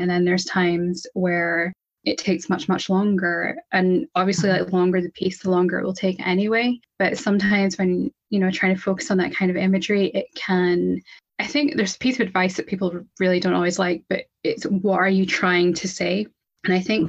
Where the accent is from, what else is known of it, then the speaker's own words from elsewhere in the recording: Scotland, United Kingdom; I'm from Scotland. I'm in Scotland